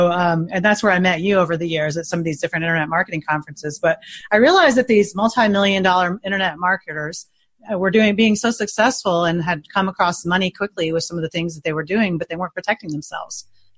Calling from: Indianapolis, Indiana, United States; Indianapolis, Indiana.

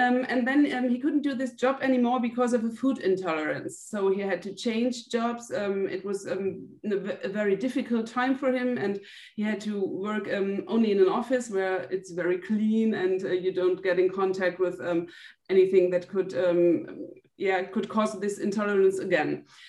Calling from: Brühl, North Rhine-Westphalia, Germany; I'm calling in from Brühl. It's a city near to Cologne in Germany.

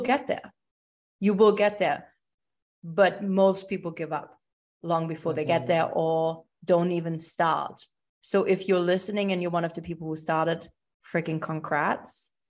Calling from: Buenos Aires, Argentina; I am tuning in from Buenos Aires, Argentina.

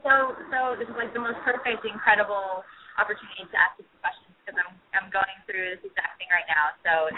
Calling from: Los Angeles, California, United States; I'm calling from Los Angeles.

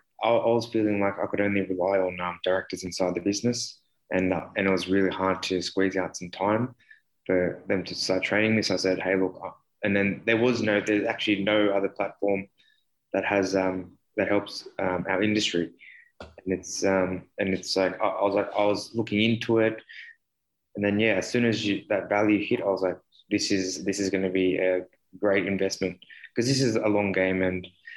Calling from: Sydney, New South Wales, Australia; I'm from Sydney, Australia

